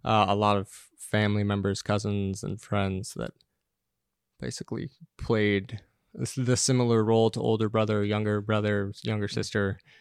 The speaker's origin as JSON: {"language": "English", "town": "Los Angeles", "region": "California", "country": "United States", "tie": "born or raised there", "also_born_or_lived": "Santa Monica", "moved": "as an adult", "lives_now": "New York, United States", "said": "I grew up in in Los Angeles, just outside of Venice Beach, Mar Vista"}